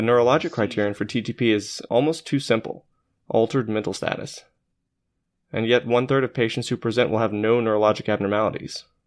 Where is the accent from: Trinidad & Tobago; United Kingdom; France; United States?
United States; Arkansas; our days growing up in Arkansas